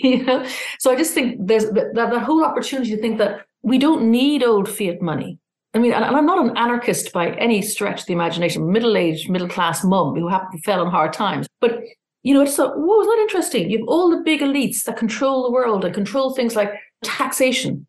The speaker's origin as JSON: {"language": "English", "country": "Ireland", "also_born_or_lived": "London / Australia / Singapore", "said": "I'm Irish"}